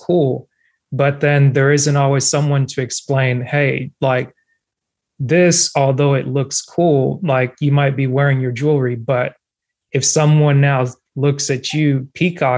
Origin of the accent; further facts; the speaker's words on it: Cameroon; first language French; English is a second language; now in United States; I'm African American, born in West Africa, immigrated to the United States